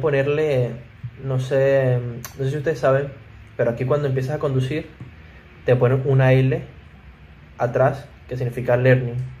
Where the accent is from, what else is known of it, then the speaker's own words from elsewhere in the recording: Venezuela; nosotros hablamos español y somos venezolanos.